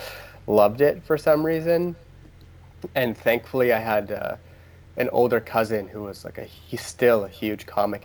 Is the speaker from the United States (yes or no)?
no; Ontario, Canada; So I'm from Canada, and I grew up in Ontario